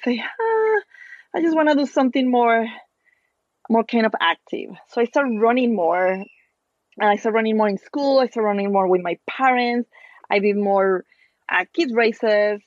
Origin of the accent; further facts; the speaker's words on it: Torreón, Coahuila, Mexico; English is a second language; moved away as an adult; also born or lived in Princeton, New Jersey; now in New York, United States; I ran my first marathon in my hometown. So I am from Torreon in Mexico